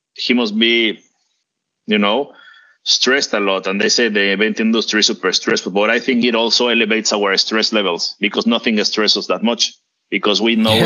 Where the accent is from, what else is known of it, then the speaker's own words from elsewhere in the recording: Mexico; I am from Mexico